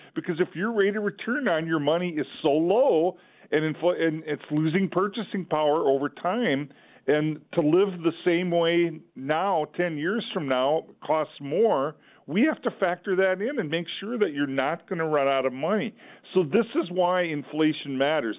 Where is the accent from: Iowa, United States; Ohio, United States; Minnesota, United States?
Minnesota, United States; Olivia; I grew up in Olivia, Minnesota